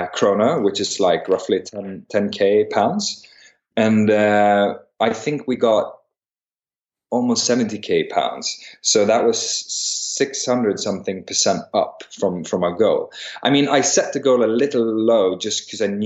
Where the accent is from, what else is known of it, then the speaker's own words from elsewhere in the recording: Stockholm, Stockholm County, Sweden; also born or lived in St Andrews, Scotland; I'm born and raised in Stockholm.